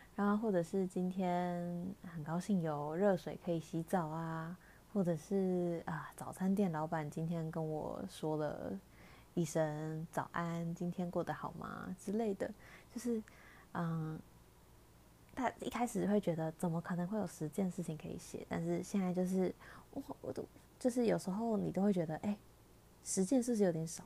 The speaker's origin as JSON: {"language": "Chinese", "country": "Taiwan", "tie": "born or raised there", "said": "身在台湾可以有，嗯，在疫情之下还可以有正常生活"}